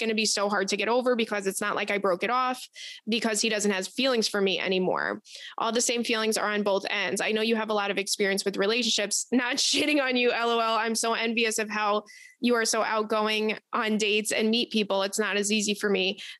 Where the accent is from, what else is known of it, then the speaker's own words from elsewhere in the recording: Detroit, Michigan, United States; I'm from the Detroit area.